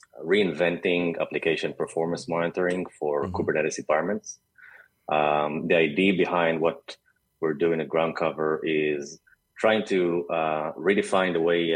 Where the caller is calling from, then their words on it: Tel Aviv, Tel Aviv District, Israel; I'm actually joining you from hot yet beautiful Tel Aviv in Israel.